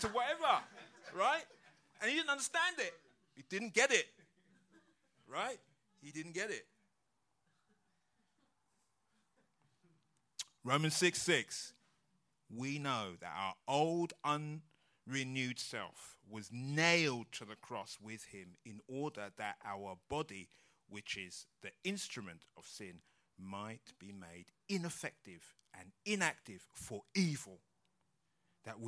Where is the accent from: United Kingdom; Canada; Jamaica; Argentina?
United Kingdom; London; we're from London